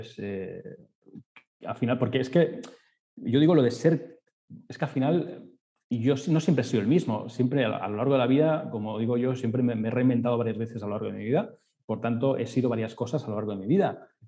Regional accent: Spain; pues eres catalán, perfecto, yo soy de España, perfecto, genial

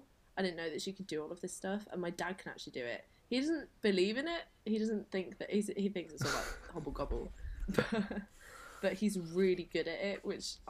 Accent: Quorn, East Midlands, United Kingdom; moved away as an adult; So I'm from Leicester. I was born and raised in Leicester, which is like East Midlands area of England. And my heritage is, so my dad is Jewish and Romani, and my mum is Welsh and English.

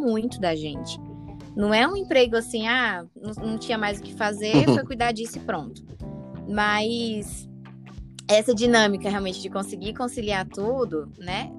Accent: Brazil; eu cresci na Santa Maria

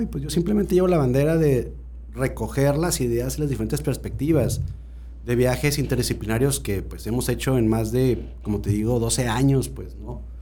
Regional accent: Guanajuato, Mexico; yo nací en Salida de Guanajuato porque ahí trabajaba mi abuelo

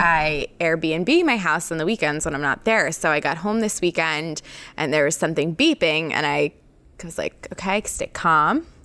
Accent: New York, United States; now in Philadelphia, United States; I grew up in New York

